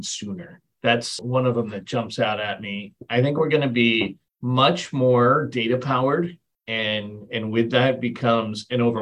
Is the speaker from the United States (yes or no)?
no; England, United Kingdom; moved away; I was born in England